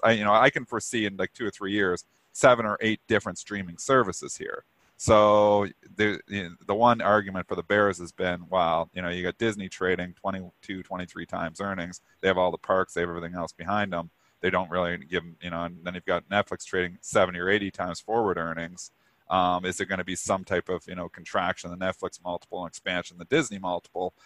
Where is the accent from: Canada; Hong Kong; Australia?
Canada; I'm Canadian